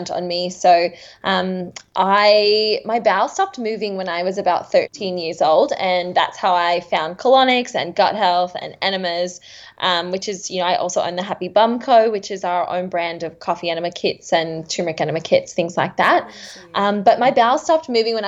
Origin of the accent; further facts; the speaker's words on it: Seattle, Washington, United States; also born or lived in Redlands, Queensland, Australia; now in Thornside, Australia; I'm actually from the United States. I'm from Seattle, Washington.